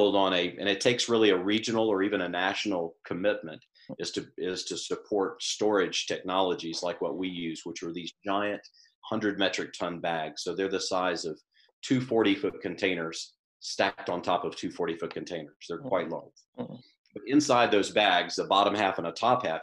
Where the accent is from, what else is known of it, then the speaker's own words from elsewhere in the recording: the South, United States; I grew up in the South